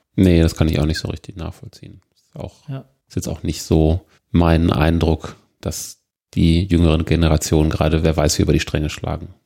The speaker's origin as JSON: {"language": "German", "country": "Germany", "said": "bei uns in Deutschland"}